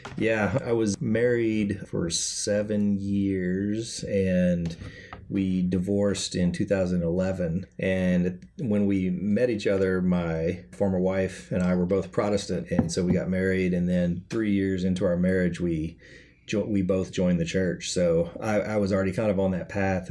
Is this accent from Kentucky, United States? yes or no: yes; Kentucky, United States; I grew up in Kentucky, so everybody's Baptist there